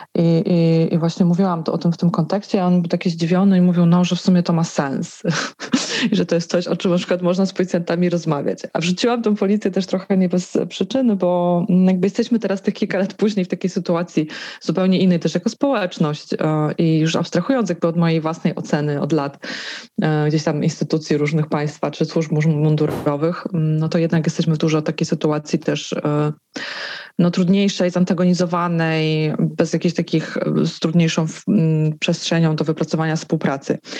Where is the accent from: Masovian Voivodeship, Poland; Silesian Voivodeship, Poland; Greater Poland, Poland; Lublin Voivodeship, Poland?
Silesian Voivodeship, Poland; Żywiec; moved away; Moje rodzinne miasto, 30-tysięczny żywiec, zawsze miałam o nim poczucie, że dość konserwatywne.